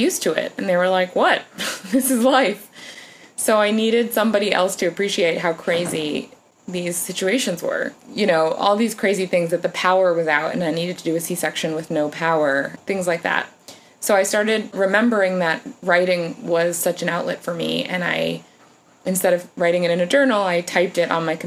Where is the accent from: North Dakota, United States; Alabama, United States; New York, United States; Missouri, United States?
New York, United States; I'm a New Yorker